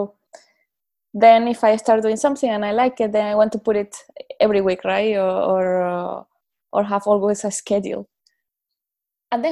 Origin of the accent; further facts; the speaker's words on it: Venezuela; moved away as an adult; also born or lived in Europe; now in Paris, France; It was almost 10 years after leaving my home country, Venezuela, almost 10 years since I was living in Europe.